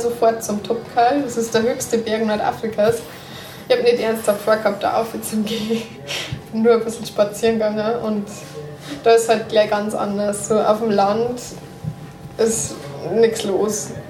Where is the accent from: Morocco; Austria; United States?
Morocco; als Marokkaner